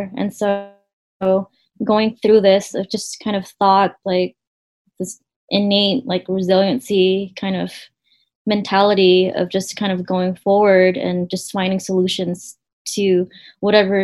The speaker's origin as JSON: {"language": "English", "town": "Stockton", "region": "California", "country": "United States", "tie": "born or raised there", "said": "we grew up in Stockton where it looked extremely hot during summer."}